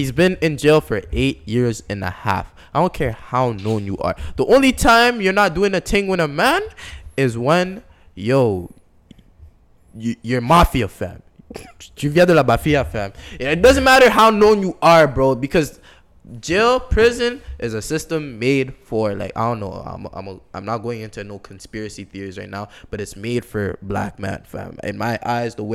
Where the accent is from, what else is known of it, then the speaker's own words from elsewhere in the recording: Toronto, Ontario, Canada; I'm from Toronto